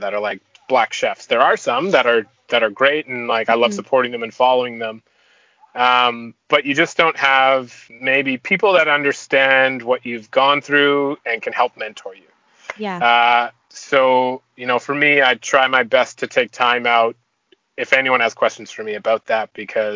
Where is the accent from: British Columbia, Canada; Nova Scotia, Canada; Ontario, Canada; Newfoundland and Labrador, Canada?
Ontario, Canada; Toronto; now in Vancouver, Canada; I'm born and raised in Toronto, but I've been in Vancouver for like 20 years.